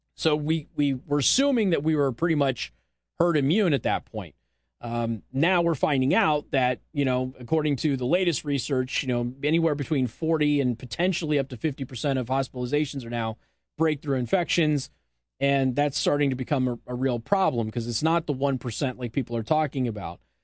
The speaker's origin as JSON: {"language": "English", "town": "Las Vegas", "region": "Nevada", "country": "United States", "tie": "born or raised there", "said": "it's my hometown."}